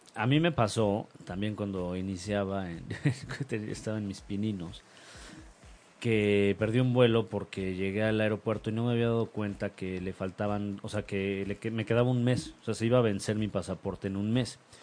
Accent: Mexico; yo no soy argentino, yo soy mexicano

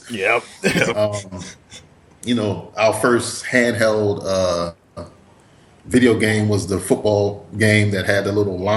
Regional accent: East Coast, United States; also born or lived in Spain / Florida / New York / New Jersey; I grew up on the East Coast, even though I was born in Spain because my dad was in the military.

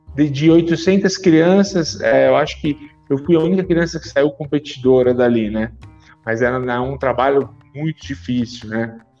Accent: São Caetano do Sul, São Paulo, Brazil; moved away as an adult; also born or lived in Rio de Janeiro; eu voltei à minha cidade natal, eu moro em São Caetano do Sul, São Paulo

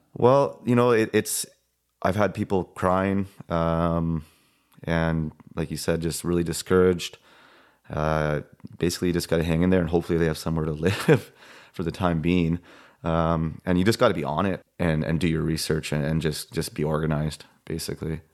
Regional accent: Vernon, British Columbia, Canada; I'm from Vernon, born and raised here

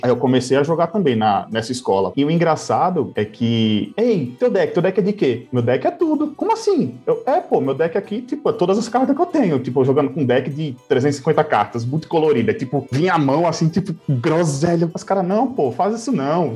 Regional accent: São Paulo, Brazil; moved away as an adult; also born or lived in Paraíba; eu sou nascido e criado em São Paulo, capital

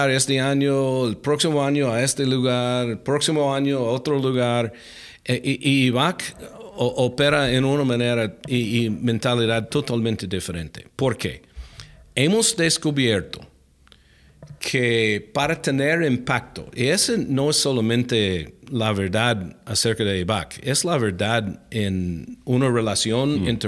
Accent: Alaska, United States; Spanish is a second language; Ah, bueno, crecí en los Estados Unidos, mi, mi, papá era militar, entonces cuando yo era niño movimos en casi todos los mm. dos años, eh, estuvimos moviendo, murando la casa. Ah, crecí en Alaska, por fin, mi, mi papá retiró allá en Alaska.

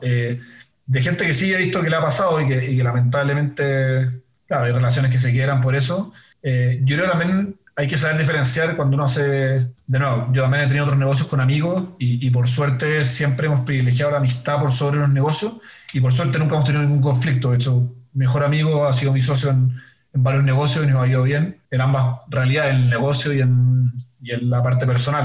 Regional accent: Chile; soy chileno

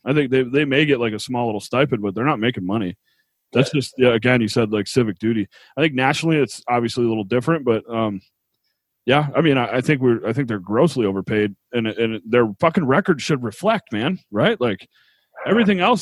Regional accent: New York, United States; now in Utah, United States; I grew up in New York

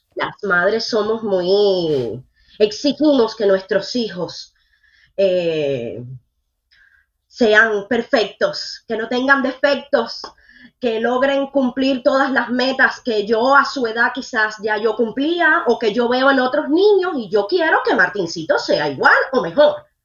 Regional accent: Matanzas, Cuba; now in Miami, United States; yo no soy habanera, yo soy matancera, yo soy del campo

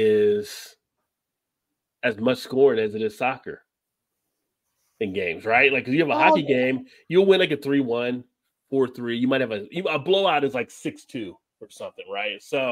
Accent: New Jersey, United States; as a kid growing up in New Jersey, it was just right down I-95

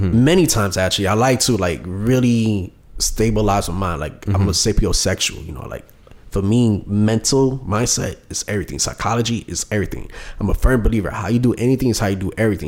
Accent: New York City, New York, United States; I'm from Brooklyn, New York

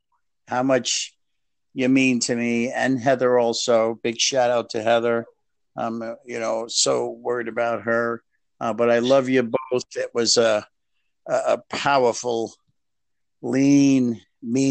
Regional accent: New York City, New York, United States; moved away; I'm from the Bronx

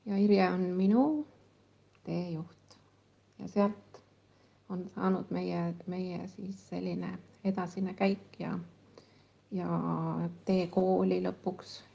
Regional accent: Kullamaa, Lääne County, Estonia; ja mina tulin Kullamaalt ja siis ei olnud Google Maps ega, ega mingisuguseid

